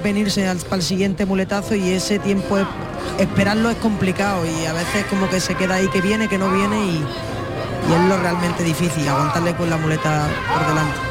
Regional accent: Linares, Andalusia, Spain; mi tierra

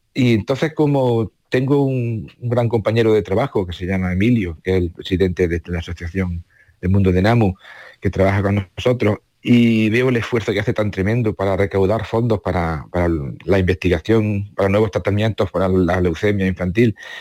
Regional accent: Córdoba, Andalusia, Spain; moved away as an adult; now in Baeza, Spain; aunque yo nací en Córdoba

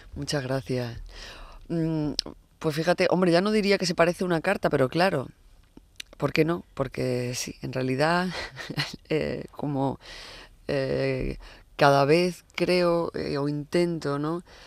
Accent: Huelva, Andalusia, Spain; now in Madrid, Spain; me he criado en Huelva, bueno, no solo me he criado, soy de Huelva

